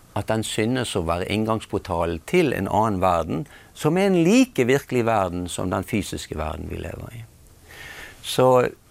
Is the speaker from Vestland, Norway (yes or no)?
yes; Bergen, Vestland, Norway; jeg er blitt fortalt at jeg er født i, i Bergen i 1952